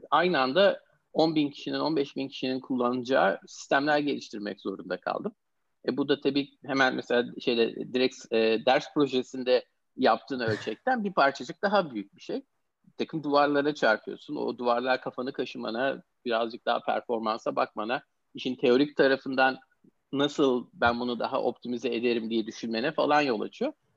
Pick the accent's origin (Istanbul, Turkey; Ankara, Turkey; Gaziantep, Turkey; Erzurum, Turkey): Istanbul, Turkey; moved away as an adult; also born or lived in Pittsburgh, United States; now in United States; İstanbul doğumluyum. Amerika'ya 10 sene kadar önce Amerika'ya yerleşmeden önce hep İstanbul'da e, yaşadım, okudum